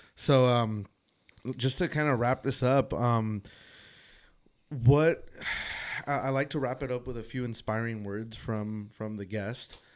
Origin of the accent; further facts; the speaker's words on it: San Fernando Valley, California, United States; I grew up here in the San Fernando Valley